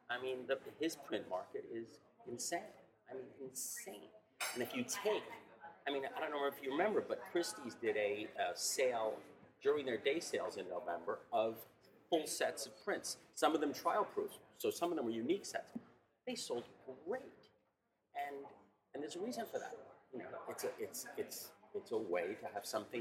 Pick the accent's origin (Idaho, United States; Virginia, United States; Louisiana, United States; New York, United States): New York, United States; moved away as an adult; now in Los Angeles, United States; I'm originally a New Yorker, but now as an LA resident for the last 15 years, 20 years almost